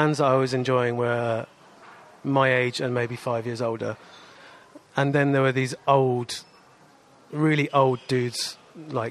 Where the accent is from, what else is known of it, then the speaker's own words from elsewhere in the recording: Wokingham, South East England, United Kingdom; also born or lived in Reading; I grew up in Wokingham and then in Reading.